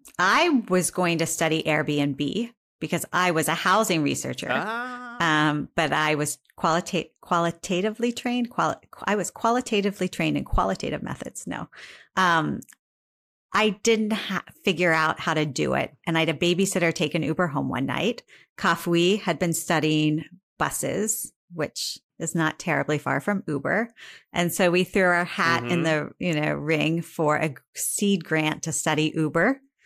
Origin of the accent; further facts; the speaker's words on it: Northeast Ohio, United States; I'm from Northeast Ohio.